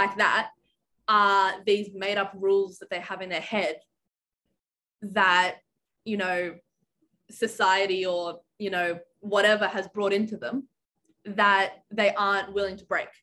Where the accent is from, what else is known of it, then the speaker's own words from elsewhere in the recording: Canberra, Australian Capital Territory, Australia; I'm from Canberra, Australia